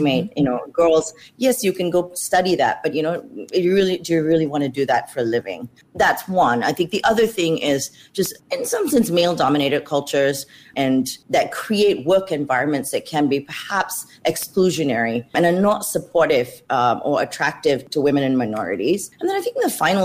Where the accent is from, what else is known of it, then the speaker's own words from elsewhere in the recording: Australia; moved away as an adult; also born or lived in Malaysia; now in Silicon Valley, United States; growing up in Australia after that, I ultimately chose to study engineering at university.